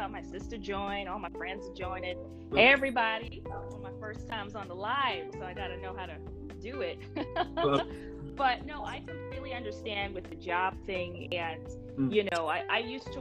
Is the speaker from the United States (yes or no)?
yes; New Jersey, United States; I'm from New York, New Jersey, born and raised in New Jersey, East Coast